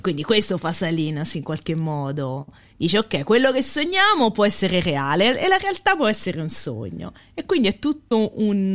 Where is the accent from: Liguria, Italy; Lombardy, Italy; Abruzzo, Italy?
Abruzzo, Italy; Lanciano; quando andavo all'università da Lanciano